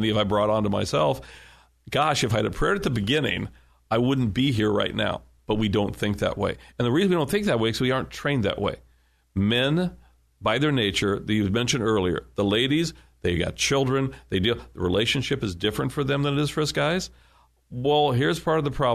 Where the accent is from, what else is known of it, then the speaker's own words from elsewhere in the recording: United States; I'm an American